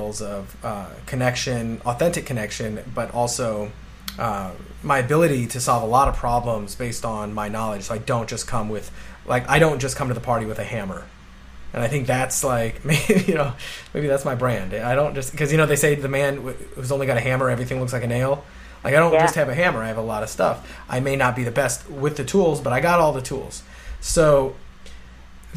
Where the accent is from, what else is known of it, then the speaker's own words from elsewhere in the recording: St. Louis, Missouri, United States; moved away as an adult; also born or lived in Illinois / Orlando; I grew up in St. Louis, went to college in Illinois